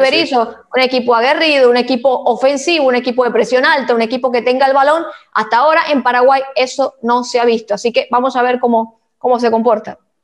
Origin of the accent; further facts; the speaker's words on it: Venezuela; nosotros como venezolanos